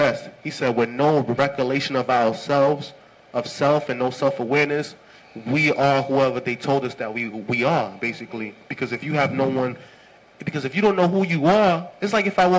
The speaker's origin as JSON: {"language": "English", "country": "Haiti", "tie": "born or raised there", "said": "I was born in Haiti"}